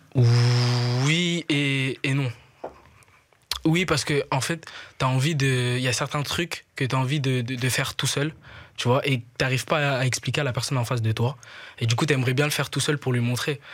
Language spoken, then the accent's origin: French; Kinshasa, DR Congo; moved away as an adult; now in Brussels, Belgium; J'ai grandi là-bas